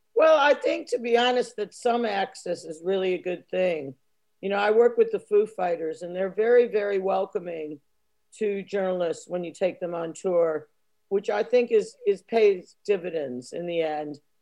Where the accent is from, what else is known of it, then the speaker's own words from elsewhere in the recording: United States; moved away; being American